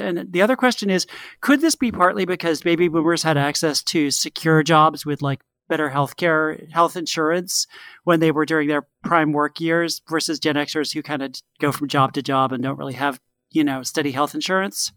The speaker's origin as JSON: {"language": "English", "region": "Connecticut", "country": "United States", "tie": "born or raised there", "said": "the house I grew up in in Connecticut"}